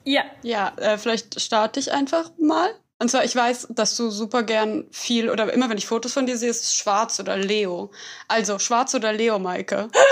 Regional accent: Berlin, Germany; ich komme aus Berlin, ich bin hier aufgewachsen

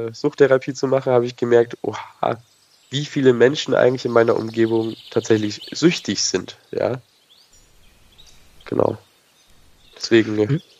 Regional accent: Nuremberg, Bavaria, Germany; auf jeden Fall gehe ich nicht mehr zurück in die Stadt, wo ich herkomme. Ich komme aus Nürnberg.

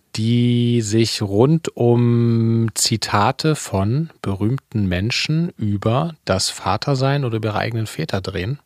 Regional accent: Leipzig, Saxony, Germany; wie ich aufgewachsen bin in Leipzig

